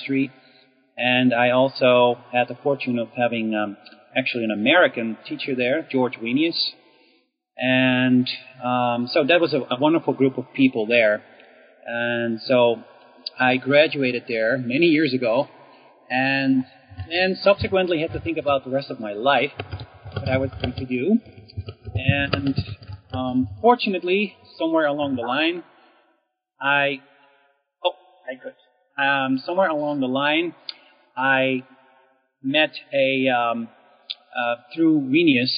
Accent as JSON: {"language": "English", "country": "Netherlands", "tie": "born or raised there", "moved": "yes", "said": "I was born in the Netherlands, so I got my initial education there"}